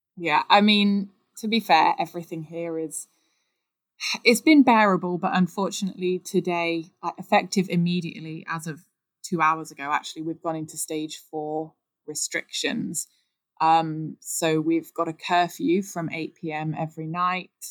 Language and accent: English; Nottingham, East Midlands, United Kingdom; accent: Midlands; Nottingham, which, if anyone can't tell from my Midlands accent, that is where I'm from